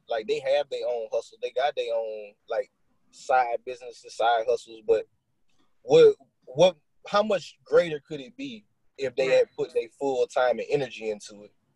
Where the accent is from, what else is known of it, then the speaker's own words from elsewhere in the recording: Lawtell, Louisiana, United States; I'm from Louisiana. I'm uh I'm from Lawtell, Louisiana.